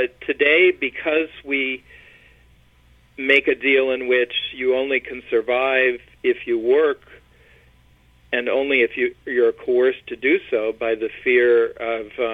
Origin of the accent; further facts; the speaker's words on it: Michigan, United States; moved away; also born or lived in Chicago; I am originally from Michigan, and family on both sides there, back there for generations